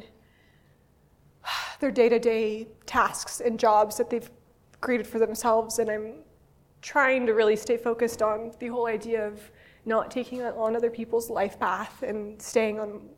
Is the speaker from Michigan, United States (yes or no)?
no; California, United States; I'm from California